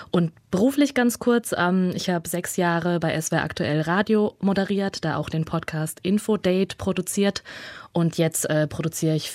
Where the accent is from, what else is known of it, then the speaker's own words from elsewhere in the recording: Germany; also born or lived in Kazakhstan; Zu meinem Hintergrund erstmal, ich bin in Kasachstan geboren und meine Familie kam dann nach Deutschland, als ich vier war.